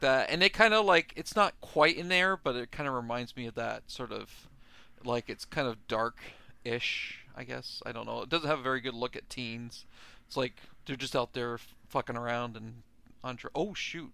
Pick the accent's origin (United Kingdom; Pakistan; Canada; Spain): Canada; I'm from Canada